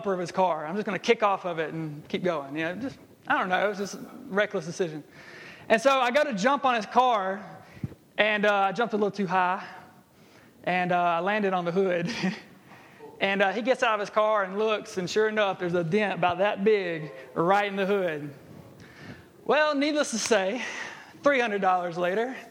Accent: Jackson, Alabama, United States; I grew up in Jackson, Alabama

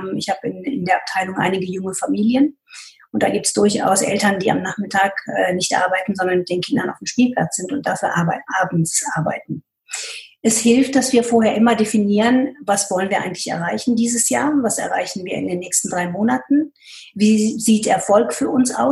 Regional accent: United States; German is a second language; moved away as an adult; now in Germany; Und ich komme aus, dem, aus, aus den USA wo es eine Autorisierung von Interviews überhaupt nicht gibt. Man muss zu dem, was man gesagt hat, stehen. Und als ich nach Deutschland gekommen bin

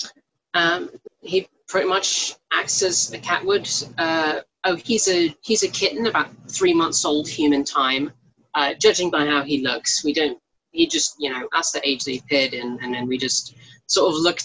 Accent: United Kingdom; We're both British

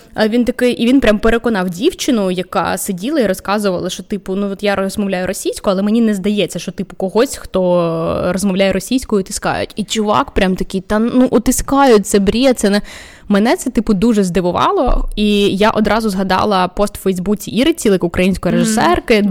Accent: Vinnytsia, Vinnytsia Oblast, Ukraine; now in Kyiv, Ukraine; Я сама з Вінниці.

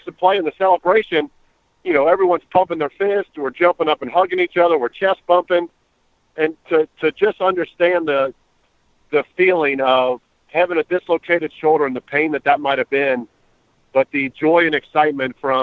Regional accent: Cincinnati, Ohio, United States; my hometown

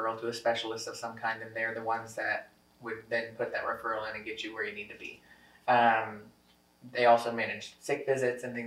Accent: Lebanon, Missouri, United States; also born or lived in Springfield, Missouri / Columbia, Missouri / Kansas City; now in Rolla, United States; I grew up in Lebanon.

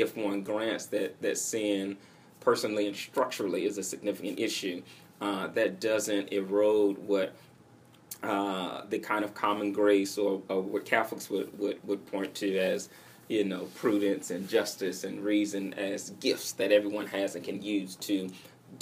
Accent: Atlanta, Georgia, United States; moved away; I grew up in Cascade, which is in the southwest portion of Atlanta

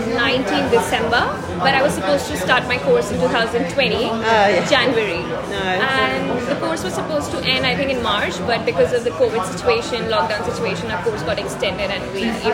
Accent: Delhi, India; I'm from Delhi.

